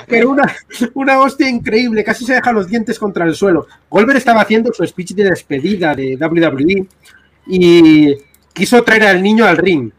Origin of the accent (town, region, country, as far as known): Spain